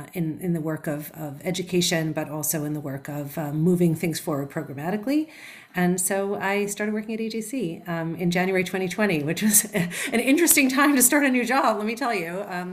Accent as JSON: {"language": "English", "region": "New Jersey", "country": "United States", "tie": "born or raised there", "also_born_or_lived": "Israel", "said": "So I grew up in New Jersey, the daughter of an immigrant refugee and a first generation American, very passionately Jewish family."}